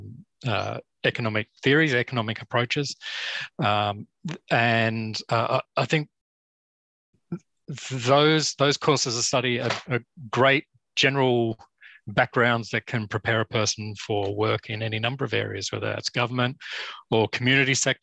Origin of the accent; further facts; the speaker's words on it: Kiama, New South Wales, Australia; also born or lived in Sydney; I grew up in Kiama. It's a small town south of Sydney